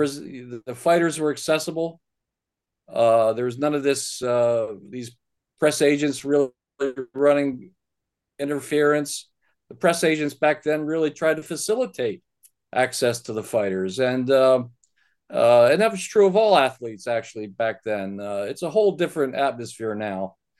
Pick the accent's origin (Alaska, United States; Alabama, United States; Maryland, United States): Maryland, United States; Baltimore; I grew up in Baltimore